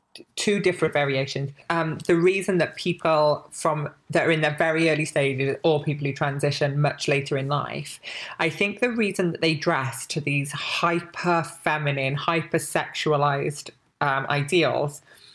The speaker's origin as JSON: {"language": "English", "town": "Barry", "region": "Wales", "country": "United Kingdom", "tie": "born or raised there", "said": "I'm from Wales, lived in this town in Wales."}